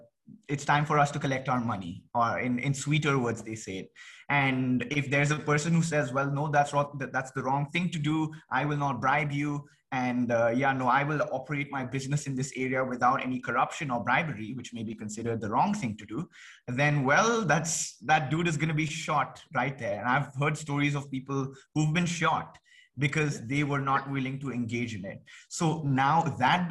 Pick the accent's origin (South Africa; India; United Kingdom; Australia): India; I come from India